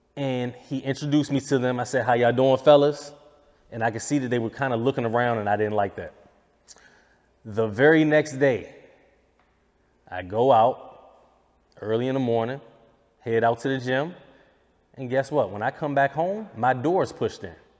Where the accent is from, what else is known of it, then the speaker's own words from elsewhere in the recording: United States; I'm an American